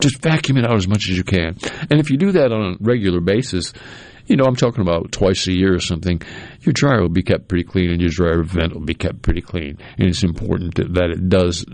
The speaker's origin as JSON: {"language": "English", "region": "New England", "country": "United States", "tie": "born or raised there", "moved": "yes", "lives_now": "Mississippi, United States", "said": "I grew up in New England"}